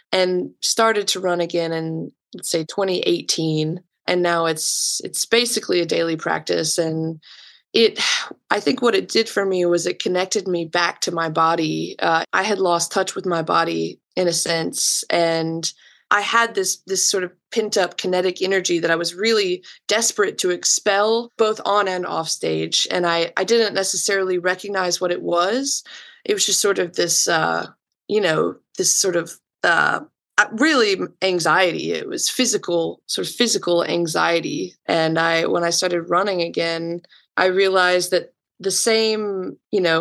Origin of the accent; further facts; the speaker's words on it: Macon, Georgia, United States; I'm from Macon, Georgia. I'm a child of the 90s